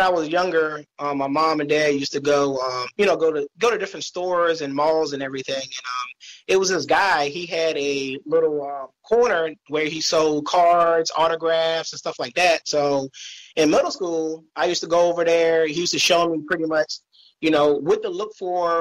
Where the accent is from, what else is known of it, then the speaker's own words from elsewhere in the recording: Virginia, United States; I'm from Virginia